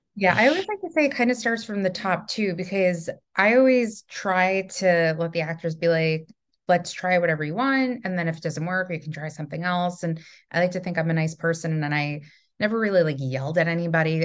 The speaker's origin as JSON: {"language": "English", "region": "New York", "country": "United States", "said": "also from New York"}